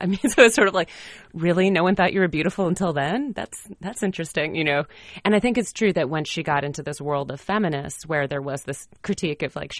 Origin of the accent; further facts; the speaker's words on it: Fargo, North Dakota, United States; I'm from Fargo, North Dakota, and this pageant I was in when I was a teenager